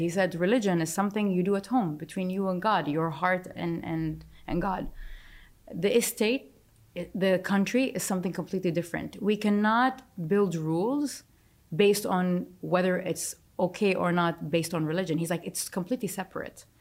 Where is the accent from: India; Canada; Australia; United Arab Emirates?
United Arab Emirates; Dubai; I'm from Dubai